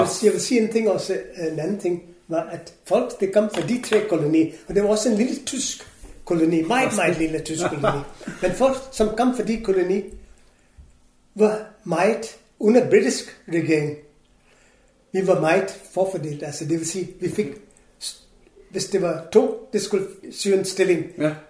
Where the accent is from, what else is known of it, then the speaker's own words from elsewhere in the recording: Goa, India; Danish is a second language; Portugisisk koloni, hvor jeg kommer fra, ja.